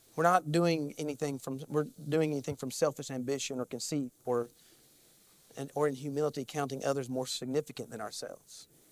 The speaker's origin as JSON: {"language": "English", "region": "Kentucky", "country": "United States", "said": "I, I am definitely from Kentucky"}